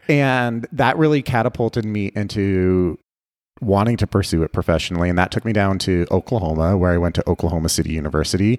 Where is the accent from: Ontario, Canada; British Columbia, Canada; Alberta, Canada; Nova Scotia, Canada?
Ontario, Canada; Guelph; now in Las Vegas, United States; I grew up in Canada. I grew up in a, a small city just outside of Toronto called Guelph